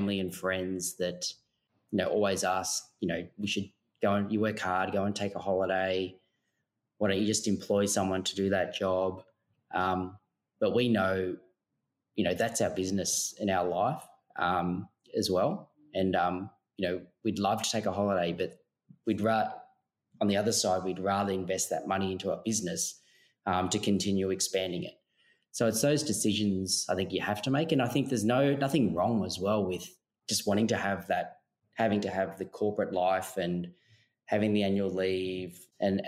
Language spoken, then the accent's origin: English; Melbourne, Victoria, Australia; now in Sydney, Australia; we're actually originally from Melbourne.